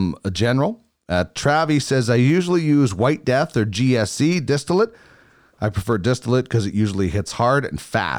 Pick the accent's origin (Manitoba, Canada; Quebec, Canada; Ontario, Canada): Manitoba, Canada; I grew up in Manitoba, where it's obviously very cold, but it's a different cold out west.